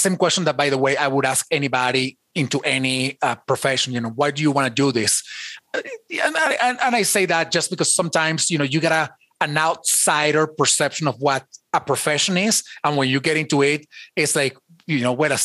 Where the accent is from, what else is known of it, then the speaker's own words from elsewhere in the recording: Venezuela; English is a second language; now in United States; I have an accent. I wasn't born in the United States. I was born in Venezuela, so I have an accent.